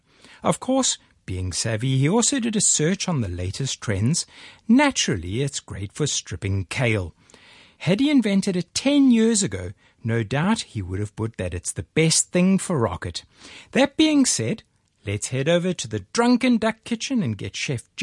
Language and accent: English; Hillcrest, KwaZulu-Natal, South Africa; accent: South African; moved away as an adult; also born or lived in New Orleans; it was in my hometown of Hillcrest